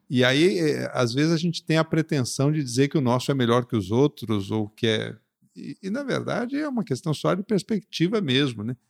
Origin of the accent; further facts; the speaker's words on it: Curitiba, Paraná, Brazil; moved away; also born or lived in Recife; Eu, eu Nasci em Recife e fui pra Curitiba com cinco, seis anos.